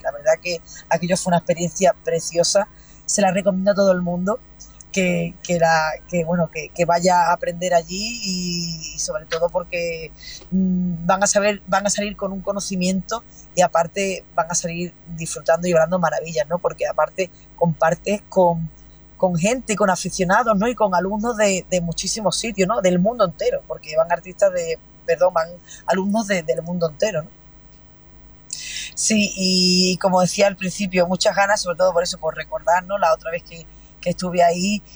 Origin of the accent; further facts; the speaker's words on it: Huelva, Andalusia, Spain; el fandango de mi tierra, de Huelva